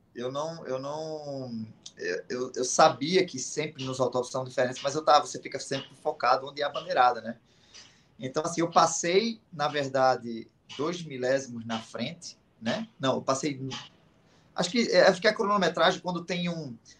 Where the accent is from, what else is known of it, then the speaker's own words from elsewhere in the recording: Pernambuco, Brazil; sendo pernambucano